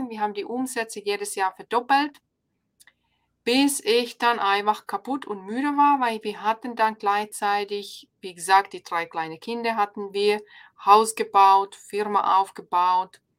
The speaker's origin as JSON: {"language": "German", "country": "Finland", "second_language": "German", "moved": "as an adult", "lives_now": "Ulm, Germany", "said": "Genau, ich bin ja ursprünglich aus Finnland, jetzt seit 13, 13 Jahren in Deutschland. Und wir sind gekommen vor 13 Jahren. Mein Ehemann ist deutsch und er wollte wieder zurück in die Heimat."}